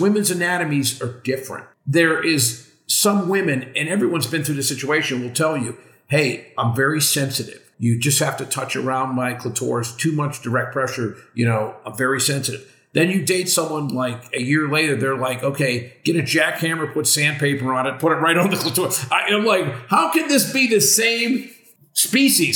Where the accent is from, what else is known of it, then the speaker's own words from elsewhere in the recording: Western Pennsylvania, United States; I grew up in Western Pennsylvania